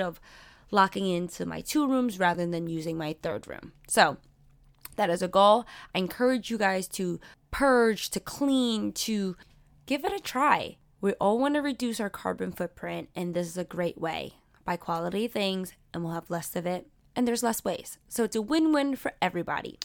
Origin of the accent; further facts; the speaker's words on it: New York City, New York, United States; I grew up in Sunset Park, but I'm also on the cusp of Borough Park